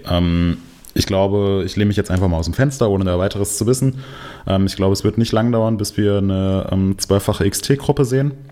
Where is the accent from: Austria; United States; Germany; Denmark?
Denmark; Ich bin ähm, doch Däne.